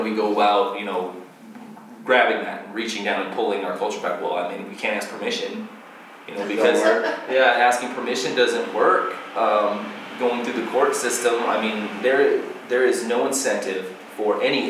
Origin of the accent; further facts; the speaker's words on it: United States; moved away; growing up in Washington, coming here